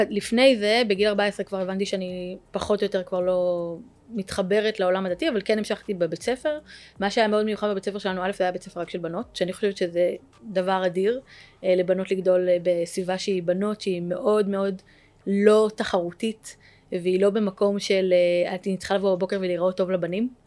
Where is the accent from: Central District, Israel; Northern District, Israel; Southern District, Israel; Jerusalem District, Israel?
Jerusalem District, Israel; Jerusalem; אני גדלתי בירושלים, אה, למשפחה דתית